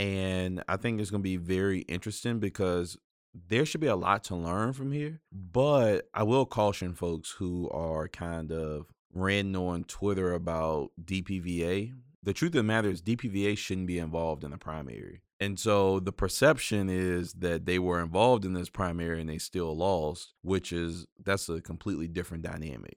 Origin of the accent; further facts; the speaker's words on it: Farmville, Virginia, United States; I grew up in Farmville